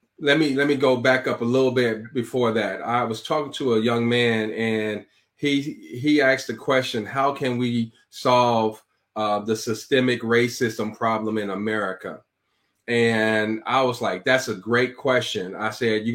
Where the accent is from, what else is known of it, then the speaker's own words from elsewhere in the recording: Chicago, Illinois, United States; also born or lived in Iowa; I'm born and raised in Chicago